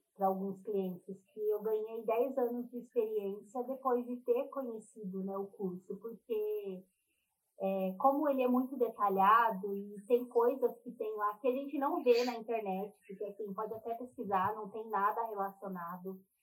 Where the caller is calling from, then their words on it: Avaré, São Paulo, Brazil; eu falo do de Avaré, que é interior de São Paulo